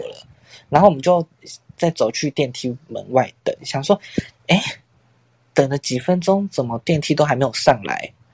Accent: Tainan, Taiwan; 是还就住家里，因为我台南人嘛

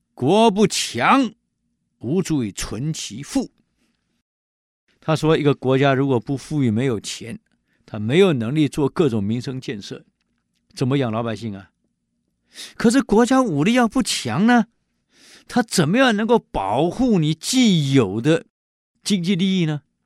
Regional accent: Taiwan; 我们台湾人

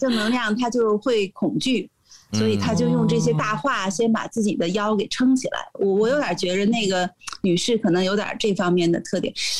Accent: United States; 我们都是美国人，都是美国护照的持有者

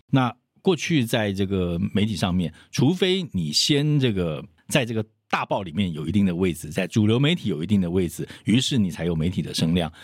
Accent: Taiwan; 我们台湾人

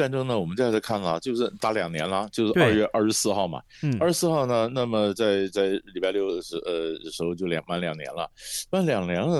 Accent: Taiwan; 我们我们台湾人讲的，在戏戏棚下站久就是你的

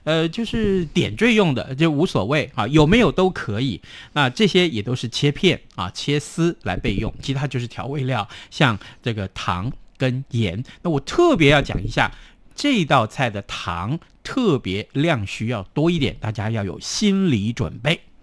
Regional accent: Tainan, Taiwan; 我们台南人爱吃糖

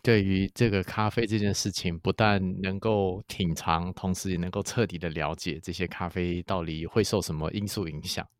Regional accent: Taiwan; 我们台湾人

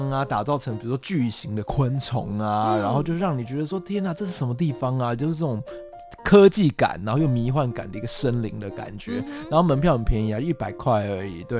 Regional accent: Taipei, Taiwan; 因为其实我自己是纯台北的小孩子，对，我就是台北人。然后我到了台南之后，我发现哎，他们的食物啊

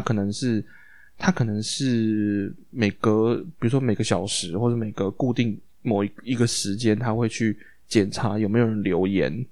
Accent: Taiwan; first language Chinese; 我们台湾人

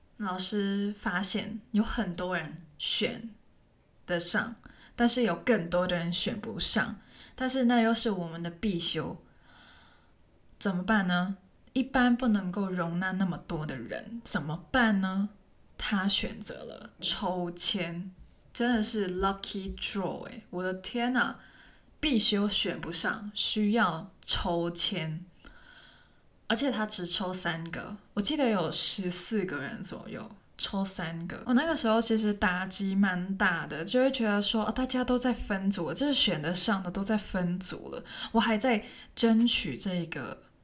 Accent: Hong Kong; first language Cantonese; Chinese is a second language; moved away as an adult; now in Taiwan; 听起来像一个台湾人，但是其实我是香港人，然后我，我的母语是广东话

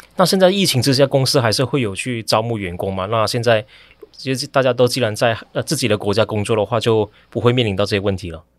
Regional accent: Malaysia; 我也是马来西亚人

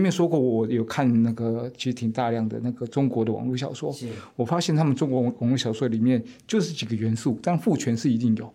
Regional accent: Taiwan; also born or lived in France; 我们台湾人

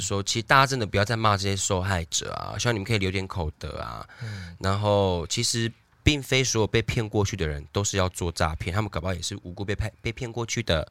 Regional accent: Taiwan; 我们台湾人

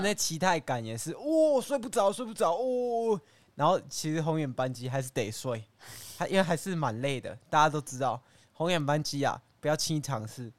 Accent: Taiwan; 我们台湾人

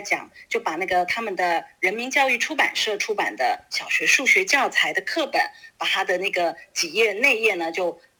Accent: Taiwan; now in Beijing, China; 我自己作为一个台湾人

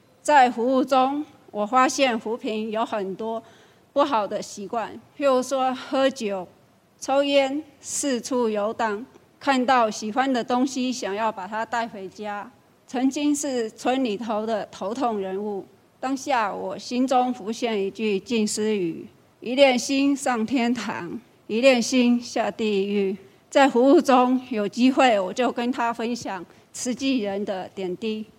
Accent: Guilin, Guangxi, China; moved away as an adult; now in Taiwan; 我来自大陆广西桂林，二十多年前来台湾，

